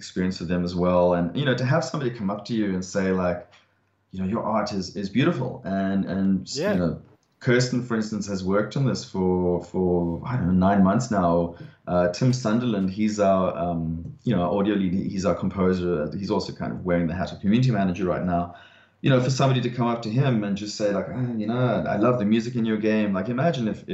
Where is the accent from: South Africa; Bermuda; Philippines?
South Africa; now in Australia; for being South African